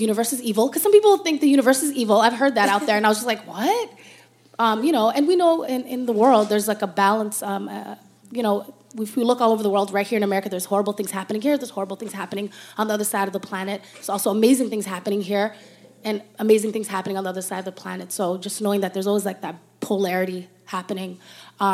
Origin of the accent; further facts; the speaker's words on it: Toronto, Ontario, Canada; growing up in Toronto